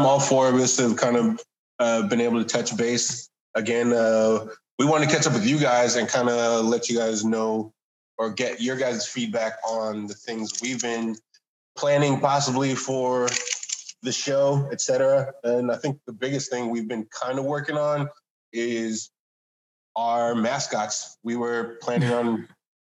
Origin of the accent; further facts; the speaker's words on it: California, United States; also born or lived in Atlanta; growing up in California